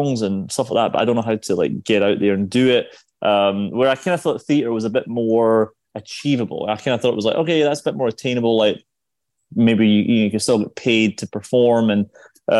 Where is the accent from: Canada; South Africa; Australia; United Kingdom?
United Kingdom; Scotland; accent: Scottish; moved away as an adult; also born or lived in London; now in New York, United States; I was born in Scotland. I moved to London pretty early with my parents, who were both in the theatre in London